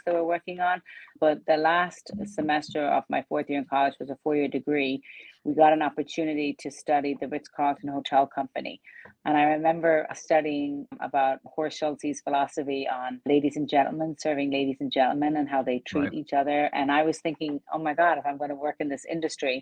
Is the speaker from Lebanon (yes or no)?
no; west coast of Ireland, Ireland; now in Laguna Beach, United States; I grew up on a farm in the west coast of Ireland